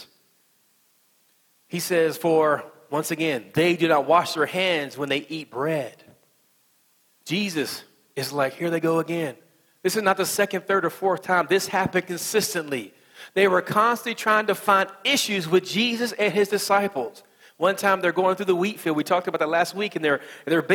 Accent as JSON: {"language": "English", "region": "West Virginia", "country": "United States", "accent": "country accent", "said": "I'm from West Virginia"}